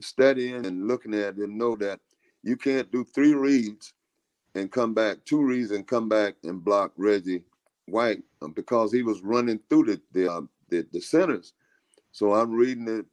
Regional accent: Tampa, Florida, United States; I'm from Tampa Bay

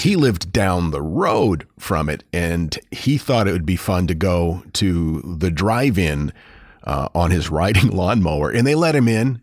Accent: Houlton, Maine, United States; my hometown of Holton, Maine

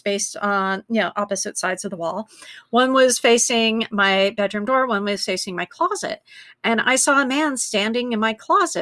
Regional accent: Glendale, United States; I grew up in Glendale.

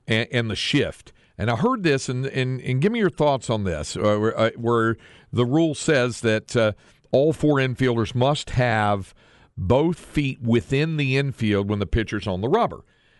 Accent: North Carolina, United States; Where I grew up in North Carolina, for a while when I was a little kid, well into my teens, all we got was the NBC baseball game of the week

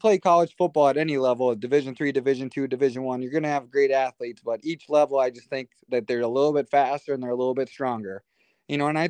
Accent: Wanamingo, Minnesota, United States; I'm from Warnemingo, Minnesota, a small town, southeastern Minnesota

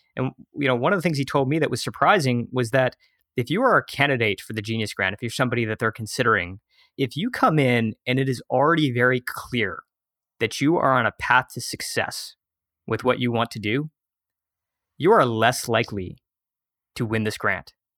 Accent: right outside of Detroit, Michigan, United States; moved away as an adult; also born or lived in San Francisco; My hometown is, yeah, right outside of Detroit, Michigan

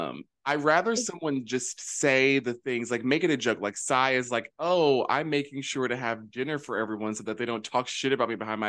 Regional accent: Canada; So I have this sort of different approach to, like, I'm Canadian. I'm not Chinese and Italian or, you know, Latin, whatever. Like, I'm Canadian.

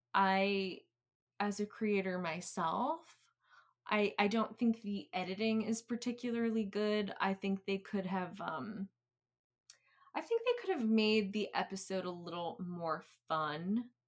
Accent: New England, United States; I'm from New England

